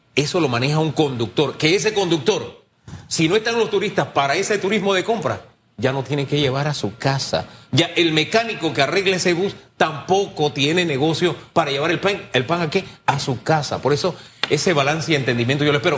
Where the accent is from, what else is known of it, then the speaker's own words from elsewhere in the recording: Panama; yo soy de Tierra Saldas